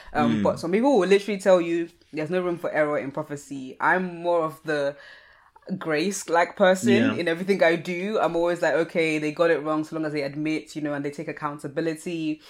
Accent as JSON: {"language": "English", "country": "Nigeria", "said": "because I'm Nigerian, when I think of stubbornness, I think of an image of a goat"}